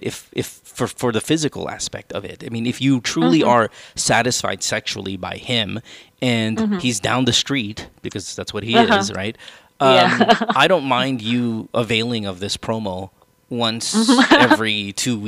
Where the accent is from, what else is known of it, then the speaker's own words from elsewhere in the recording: Manila, Metro Manila, Philippines; now in United States; our English is you can tell where we come from in Manila, right? You and I, or in the Philippines, because our English is a different kind of English.